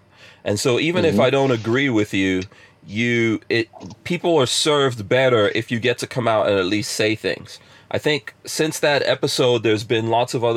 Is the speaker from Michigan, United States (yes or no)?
no; New York City, New York, United States; moved away; also born or lived in Florida; I grew up in a place called Far Rockaway in New York, which was pretty hood in the 80s when I grew up there.